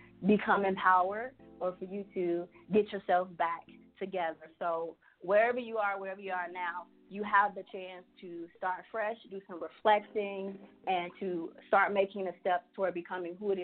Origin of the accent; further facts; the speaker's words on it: Chicago, Illinois, United States; I'm from Chicago